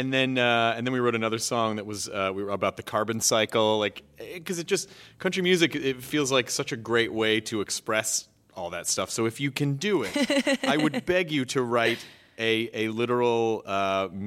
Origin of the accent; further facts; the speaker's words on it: the South, United States; we wrote a series of country songs because I'm from the South.